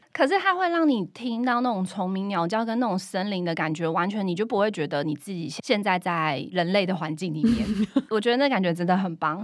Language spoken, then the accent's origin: Chinese; Chiayi, Taiwan; 因为我是嘉义人哦